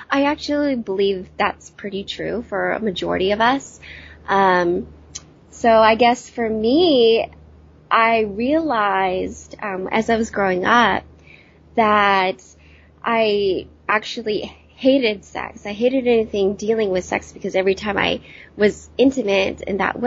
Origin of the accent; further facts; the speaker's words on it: Yuba City, California, United States; now in San Diego, United States; I'm originally from Northern California. I'm now in San Diego